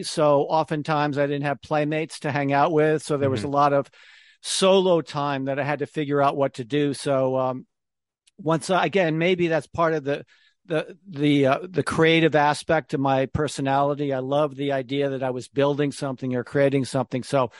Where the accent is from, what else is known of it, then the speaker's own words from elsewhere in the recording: Connecticut, United States; moved away; also born or lived in New York City; I grew up in Connecticut, even though I spent most of my career in New York City.